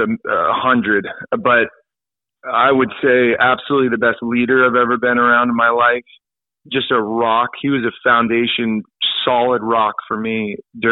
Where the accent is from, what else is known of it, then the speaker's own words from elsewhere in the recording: El Dorado Hills, California, United States; moved away; growing up in El Dorado Hills, as you know, it's a very safe, friendly, no problems neighborhood